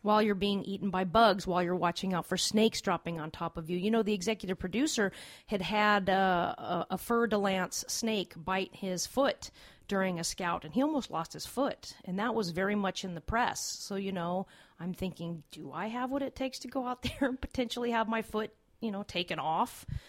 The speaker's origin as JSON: {"language": "English", "town": "Los Angeles", "region": "California", "country": "United States", "said": "I'm from Los Angeles. Uh, it's seventy degrees all the time"}